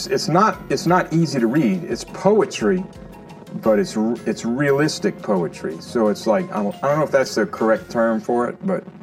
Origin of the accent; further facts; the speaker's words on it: Lafayette, Louisiana, United States; now in Mississippi, United States; That's where I grew up in Lafayette, Louisiana, center of Acadiana, which is Cajun country